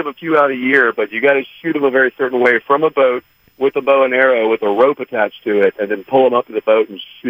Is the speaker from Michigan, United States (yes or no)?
no; Columbus, Georgia, United States; But we I'm from Columbus originally, came up on Lake Oliver, Lake Harding on the Chattahoochee River, and there's definitely gators, and there's definitely armadillos.